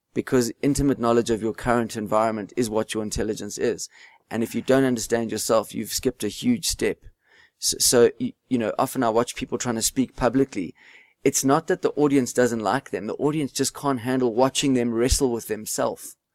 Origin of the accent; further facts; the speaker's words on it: South Africa; You just can't give up being South African.